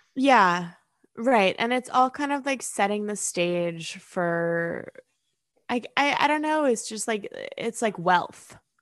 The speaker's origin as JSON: {"language": "English", "region": "New York", "country": "United States", "tie": "born or raised there", "said": "growing up in New York"}